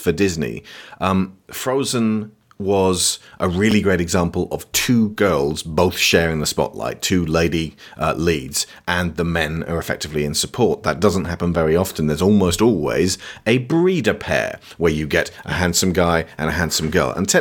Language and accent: English; United Kingdom; As a British person